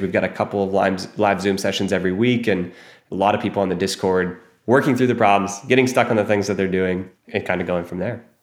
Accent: Ohio, United States; moved away as an adult; also born or lived in New York City; I grew up in Ohio

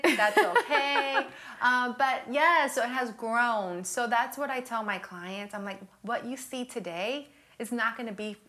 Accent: Miami, Florida, United States; now in Charlotte, United States; I'm from Miami.

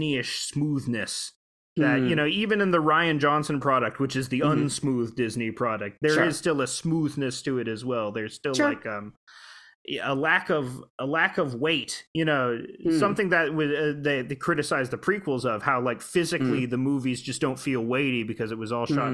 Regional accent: Toronto, Ontario, Canada; I'm from Toronto

